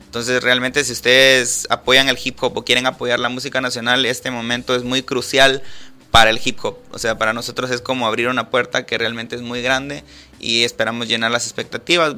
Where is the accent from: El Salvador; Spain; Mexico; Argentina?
El Salvador; Mejicanos, San Salvador; moved away as an adult; now in Guatemala; Yo soy originario de Mexicanos y vivía a dos cuadras de donde pasó lo del microbús